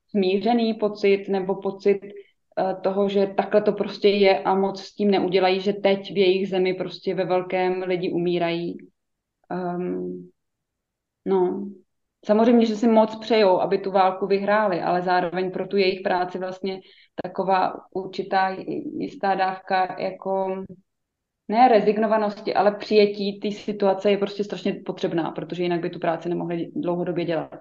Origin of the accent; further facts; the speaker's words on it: Czechia; jako Češi